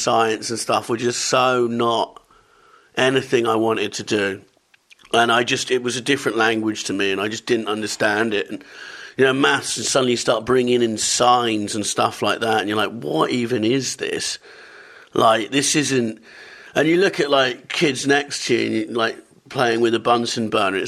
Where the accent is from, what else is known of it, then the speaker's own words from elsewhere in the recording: Totnes, South West England, United Kingdom; also born or lived in Camberwell, London; I grew up in London and moved to Devon when I was 10